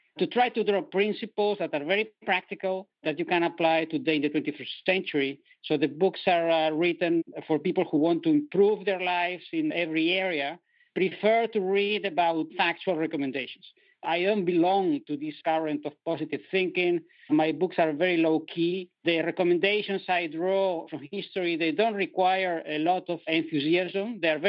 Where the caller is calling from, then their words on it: Netherlands; accent: European; I'm calling from Europe, from the Netherlands today. So you will feel my European accent